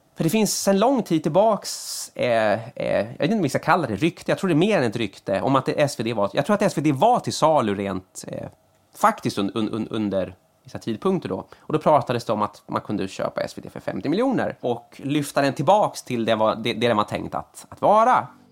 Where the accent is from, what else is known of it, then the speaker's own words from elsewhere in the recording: Sweden; som svensk